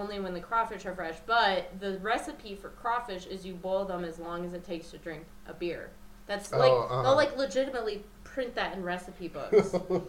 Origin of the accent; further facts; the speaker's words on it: Minnesota, United States; also born or lived in New Mexico / Illinois / Nevada; Like, I'm from Minnesota. And I was like, yes, I would like to know that. I have mostly lived in landlocked states, New Mexico, Illinois, Nevada.